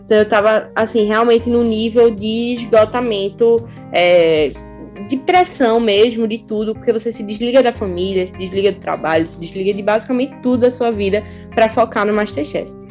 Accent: Recife, Pernambuco, Brazil; moved away as an adult; now in Lisbon, Portugal; sou de Recife

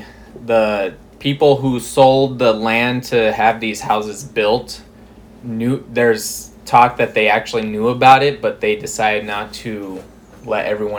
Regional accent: Rapid City, South Dakota, United States; moved away as an adult; now in Bismarck, United States; But I'm originally from Rapid City, South Dakota, born and raised. I came up to Bismarck in 2015, January of 2015.

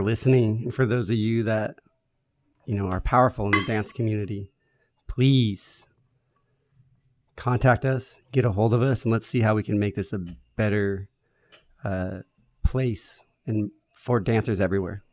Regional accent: San Diego, California, United States; I grew up here

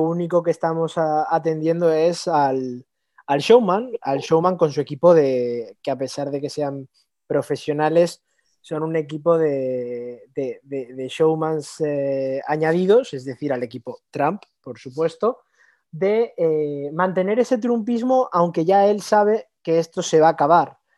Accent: Spain; desde el punto de vista como español

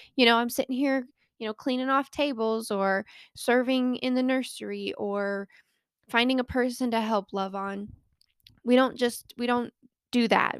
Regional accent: Colorado, United States; born or raised there

